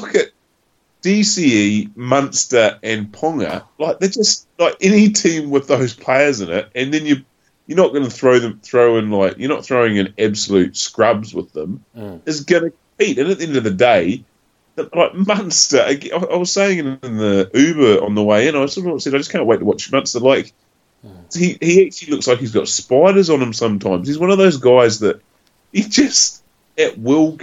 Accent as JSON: {"language": "English", "country": "New Zealand", "said": "as a Kiwi"}